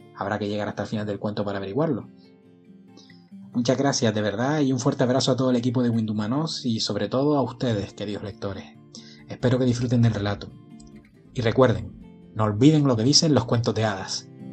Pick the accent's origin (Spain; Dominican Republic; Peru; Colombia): Spain; Gran Canaria, Canary Islands; Imagino que mi acento delata de dónde soy. Nací en Gran Canaria en la última década del siglo pasado